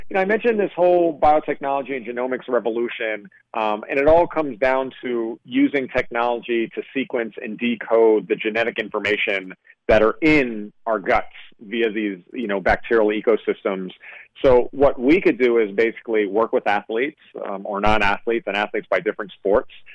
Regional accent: New York, United States; I grew up in New York

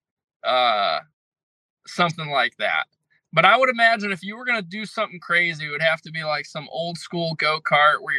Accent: Connecticut, United States; I'm from Connecticut

